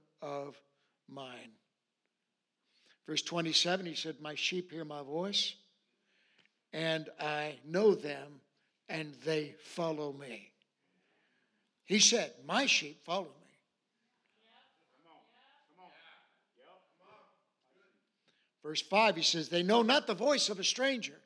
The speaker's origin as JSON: {"language": "English", "region": "Alaska", "country": "United States", "tie": "born or raised there", "said": "I grew up in Alaska. I was born and raised here."}